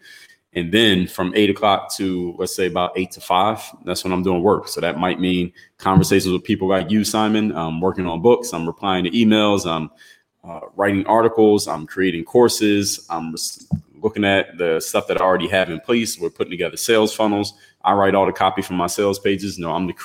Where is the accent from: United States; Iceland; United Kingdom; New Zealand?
United States; Philadelphia, Pennsylvania; now in Miami, United States; I'm originally from Philadelphia, Pennsylvania